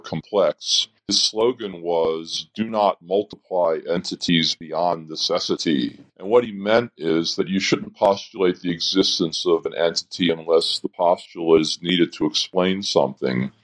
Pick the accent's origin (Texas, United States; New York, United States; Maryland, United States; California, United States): Maryland, United States; Baltimore; moved away as an adult; also born or lived in Philadelphia, Pennsylvania; now in Madison, United States; I grew up in Baltimore, Maryland